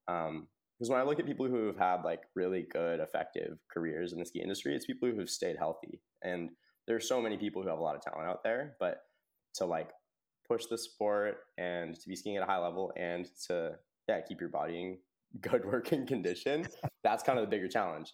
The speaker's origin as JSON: {"language": "English", "country": "United States", "tie": "born or raised there", "said": "I grew up in Tahoe"}